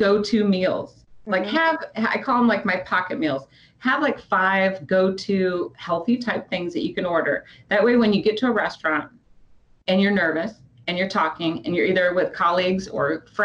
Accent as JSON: {"language": "English", "region": "Midwest", "country": "United States", "tie": "born or raised there", "said": "I was from the Midwest"}